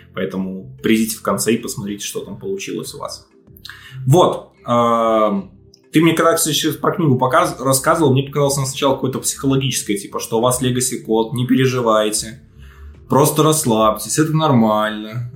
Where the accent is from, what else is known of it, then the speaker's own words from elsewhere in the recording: Belarus; Я сам из Беларуси